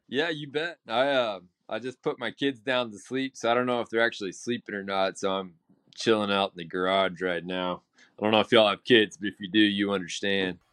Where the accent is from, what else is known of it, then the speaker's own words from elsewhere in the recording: Texas, United States; as a Texan